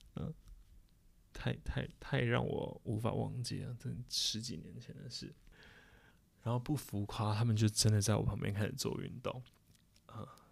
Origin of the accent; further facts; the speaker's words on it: Taipei, Taiwan; 我们台北人，我们就回台北